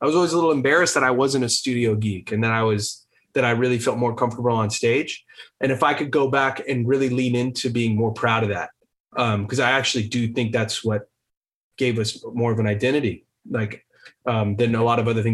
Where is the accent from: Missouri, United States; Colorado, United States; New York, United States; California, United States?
California, United States; Los Angeles; we grew up going to our dad's like local LA shows